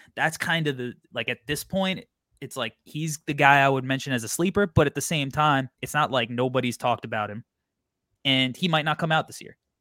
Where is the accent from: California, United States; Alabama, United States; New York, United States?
New York, United States; a kid who was born and raised in New York, going to games there my whole life